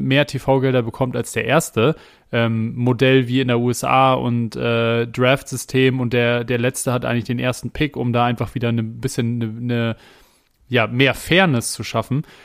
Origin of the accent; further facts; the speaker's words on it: Hamburg, Germany; als ein Hamburger Jung, äh, irgendwie in Barmbek groß geworden, bei Barmbek Uhlenhaus gespielt